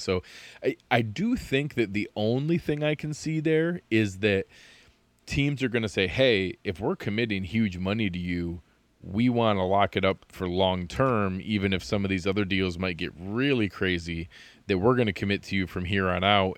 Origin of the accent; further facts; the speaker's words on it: Jamestown, New York, United States; moved away as an adult; I grew up in the Southern Tier as well. I was over in Chautauqua County